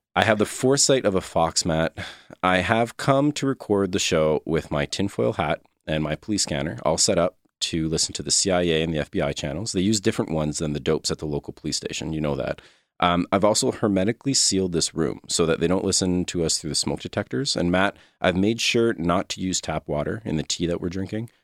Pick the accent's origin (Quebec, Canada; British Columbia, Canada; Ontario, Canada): Quebec, Canada; I'm from Quebec, grew up in Quebec.